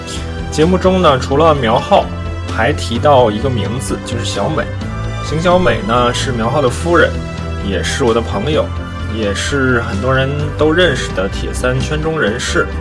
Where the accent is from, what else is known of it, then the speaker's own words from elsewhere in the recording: China; 另外作为中国人呢，有一个中国特色肯定是躲不开的，那就是我们的体制。